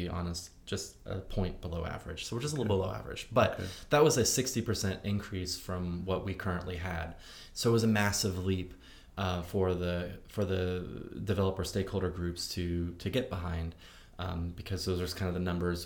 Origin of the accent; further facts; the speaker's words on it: Indiana, United States; now in Nashville, United States; I come from the country, I'm from Indiana